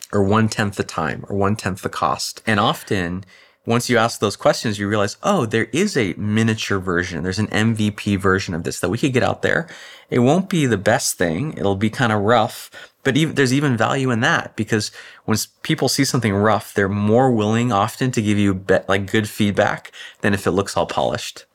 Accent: Orange County, California, United States; I grew up in Orange County

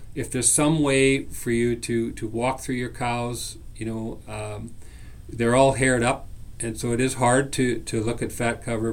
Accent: British Columbia, Canada; moved away as an adult; now in Saskatchewan, Canada; I'm born and raised in British Columbia

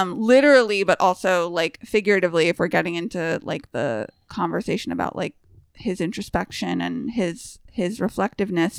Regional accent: United States; as an American

